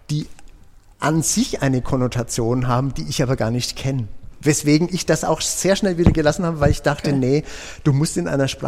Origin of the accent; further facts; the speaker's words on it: Nuremberg, Bavaria, Germany; Ich fühle Österreich als meine Heimat, obwohl ich in Nürnberg geboren bin. Äh, aber die Mentalität der Österreicher ist schon weit von dem entfernt, was ich als Franke, wie ich mich fühle, äh, wahrnehme